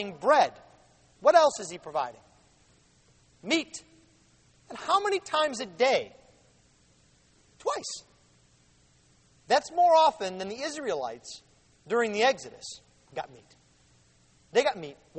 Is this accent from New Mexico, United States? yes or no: no; Buffalo, New York, United States; now in Jackson, United States; We're both from Buffalo